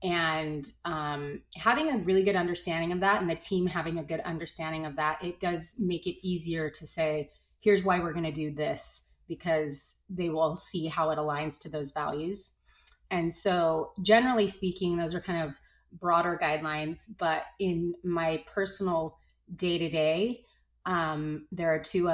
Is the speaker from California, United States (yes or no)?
yes; Los Angeles, California, United States; I grew up in Los Angeles in the 80s